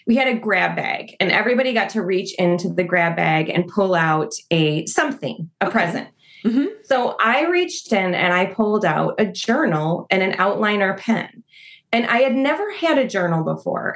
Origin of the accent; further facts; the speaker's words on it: Naperville, Illinois, United States; also born or lived in Oak Park / Westmont / Fox River Grove; I grew up in Naperville